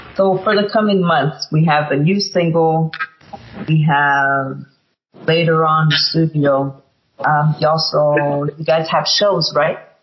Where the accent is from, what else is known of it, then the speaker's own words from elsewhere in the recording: Montreal, Quebec, Canada; I'm originally from Montreal, Canada.